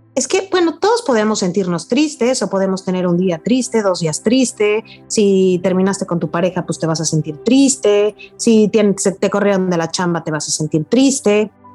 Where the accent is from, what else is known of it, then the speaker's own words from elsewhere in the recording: Mexico; nos afecta mucho como, como mexicanos